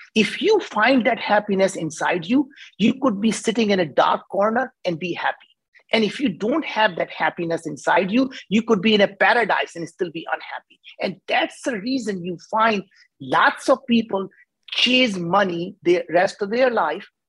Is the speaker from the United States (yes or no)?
no; India; as an Indian, I cannot pronounce the word